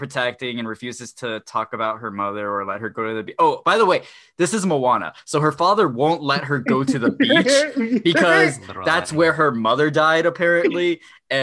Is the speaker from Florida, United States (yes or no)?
yes; Melbourne, Florida, United States; I'm from Melbourne